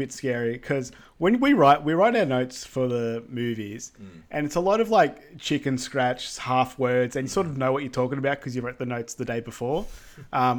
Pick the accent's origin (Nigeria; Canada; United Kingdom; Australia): Australia; being Australian